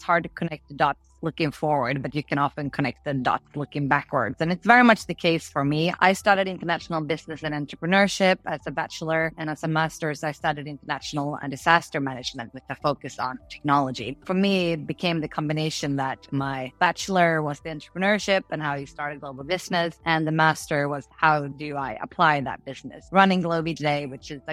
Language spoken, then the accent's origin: English; outside Malmö, Skåne, Sweden; also born or lived in Gothenburg; I was born in Gothenburg, but I did grow up outside Malmö in a small town called Helsingin most of my childhood.